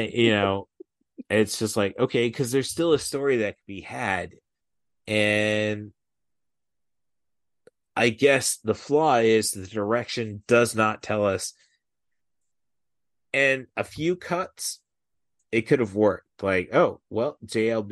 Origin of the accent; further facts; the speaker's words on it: Midwest, United States; I grew up in the Midwest